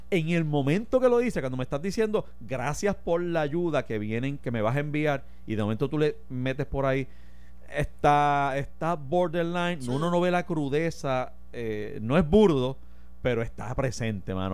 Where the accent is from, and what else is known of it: Puerto Rico